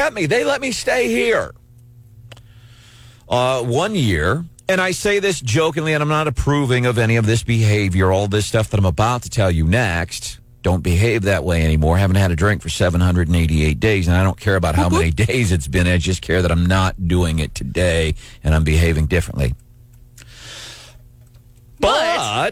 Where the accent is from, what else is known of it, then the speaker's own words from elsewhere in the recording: Missouri, United States; moved away; I grew up in Missouri, was gone for a lot of years